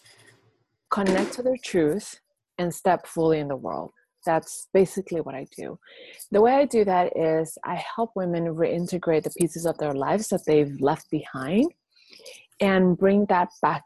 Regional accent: Puerto Rico; I was born and raised in Puerto Rico.

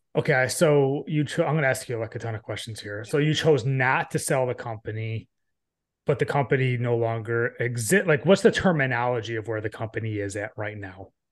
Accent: Northeast, United States; I grew up, I grew up in the Northeast

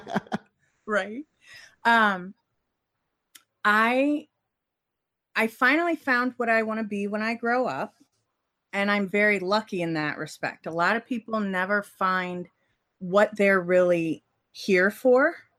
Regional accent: Cincinnati, Ohio, United States; I grew up in Cincinnati.

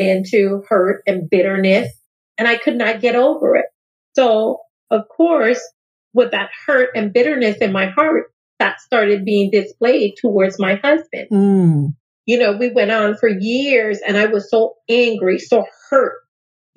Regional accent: U.S. Virgin Islands; I'm coming from St. Thomas, Virgin Islands, just like you, a small little community.

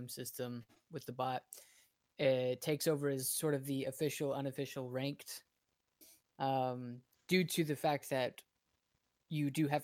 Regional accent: United States; I'm an American

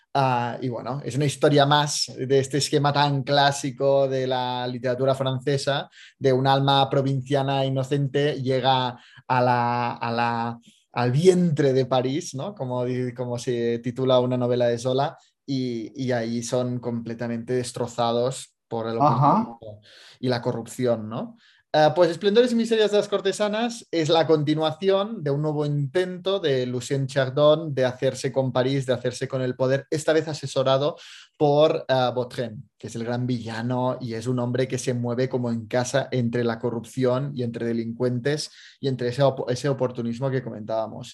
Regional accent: Andorra; yo, como soy de Andorra

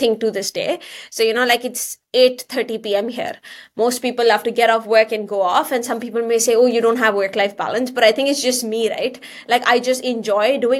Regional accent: India; moved away as an adult; now in Canada; I come from India originally

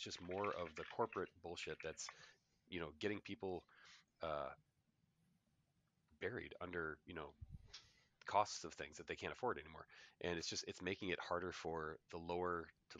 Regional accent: United States; as an American

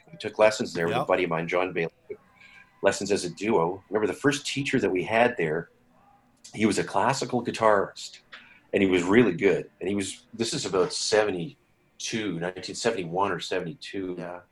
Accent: Saskatoon, Saskatchewan, Canada; I grew up in Saskatchewan. Yes, I was born here in Saskatoon at Saskatoon City Hospital

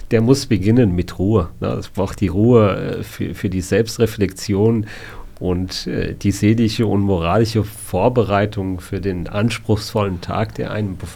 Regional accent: Hanau, Hesse, Germany; Ich bin gebürtiger Hanauer.

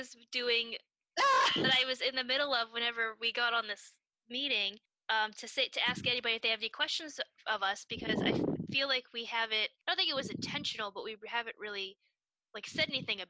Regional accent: Pittsburgh, Pennsylvania, United States; we're from Pittsburgh

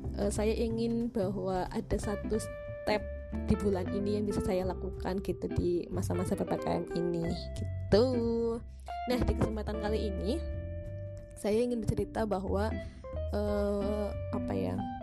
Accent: Ngapak area, Central Java, Indonesia; accent: Ngapak; also born or lived in Purwokerto / Yogyakarta; saya itu logatnya kan legat ngapak gitu ya, legat ngapak

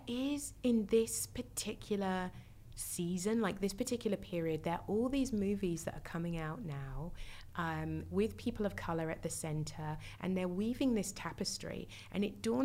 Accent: United Kingdom; being a Brit

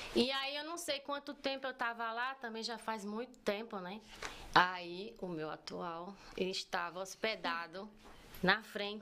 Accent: Bahia, Brazil; moved away as an adult; also born or lived in Entre Rios, Bahia; now in United States; Eu nasci eu nasci no distrito de Entre Rios, na Bahia

